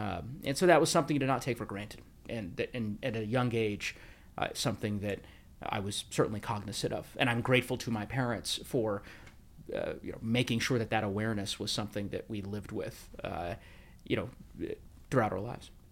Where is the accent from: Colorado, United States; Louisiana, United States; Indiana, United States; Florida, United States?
Colorado, United States; also born or lived in Bakersfield, California; I grew up in Colorado, uh, as you mentioned, I've spent a vast majority of my life there